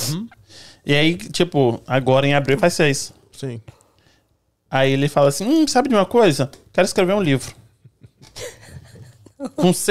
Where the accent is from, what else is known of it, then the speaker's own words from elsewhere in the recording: Espírito Santo, Brazil; Igual a gente do Espírito Santo, a gente acha que a gente não tem sotaque